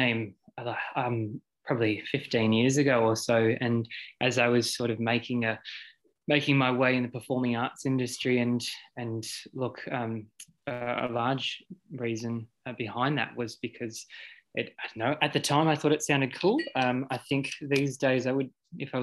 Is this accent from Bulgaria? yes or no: no; Poowong, Victoria, Australia; I grew up in Poowong on in an old house next to our dairy farm